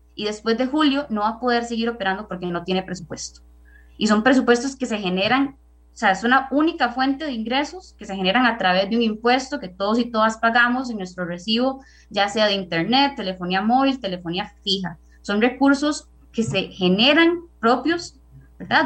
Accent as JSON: {"language": "Spanish", "town": "Naranjo", "region": "Alajuela", "country": "Costa Rica", "said": "yo soy de Naranjo"}